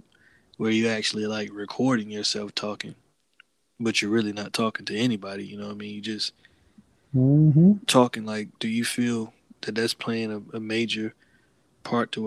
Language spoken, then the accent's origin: English; the South, United States; moved away; as a Southerner